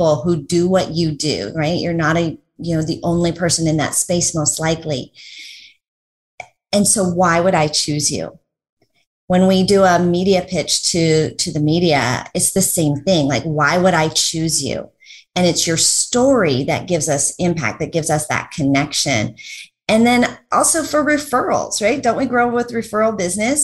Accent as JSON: {"language": "English", "town": "Denver", "region": "Colorado", "country": "United States", "tie": "born or raised there", "moved": "yes", "lives_now": "Orlando, United States", "said": "I live in Orlando now, but I grew up in Denver"}